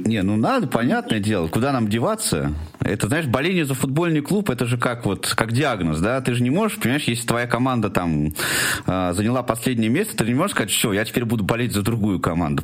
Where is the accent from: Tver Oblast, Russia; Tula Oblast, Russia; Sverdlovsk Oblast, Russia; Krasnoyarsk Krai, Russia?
Tula Oblast, Russia; Tula; моего любимого города, откуда я родом